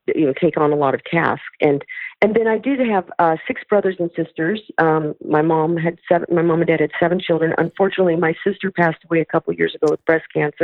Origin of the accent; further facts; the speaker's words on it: St. Louis, Missouri, United States; moved away as an adult; now in California, United States; I grew up in St. Louis, Missouri, on a street, New Bern Court